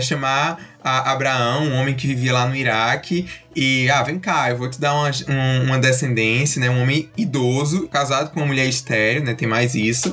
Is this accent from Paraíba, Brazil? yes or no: yes; Campina Grande, Paraíba, Brazil; eu sou de Campina Grande, Paraíba